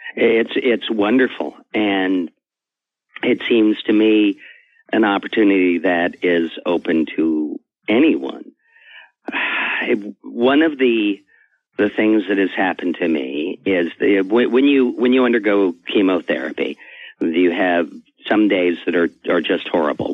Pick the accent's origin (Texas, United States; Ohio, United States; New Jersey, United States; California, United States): California, United States; Riverside; I grew up in Riverside, California, and went to the public library